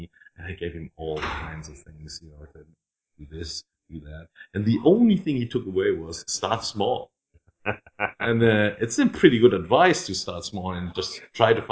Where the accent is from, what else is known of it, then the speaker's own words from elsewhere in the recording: Dreieich, Hesse, Germany; English is a second language; also born or lived in Frankfurt; Dreieich, where I grew up. I was born in Frankfurt, but my parents moved out of the city